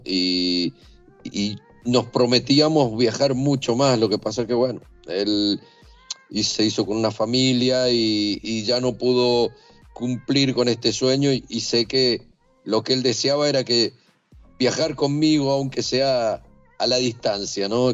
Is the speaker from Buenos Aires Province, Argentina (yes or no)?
no; Mendoza, Argentina; moved away as an adult; Soy de Mendoza, eh, Argentina